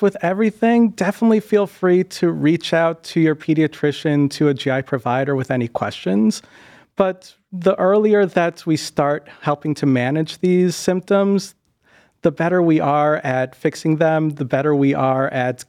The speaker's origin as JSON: {"language": "English", "region": "New England", "country": "United States", "tie": "born or raised there", "lives_now": "Ohio, United States", "said": "For me, growing up in the Northeast, a lot of people say that New Englanders are really rough."}